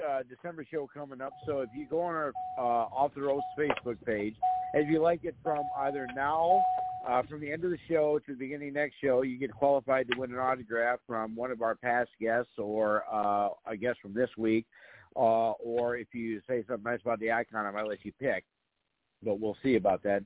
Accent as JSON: {"language": "English", "town": "Fargo", "region": "North Dakota", "country": "United States", "said": "I come from North Dakota"}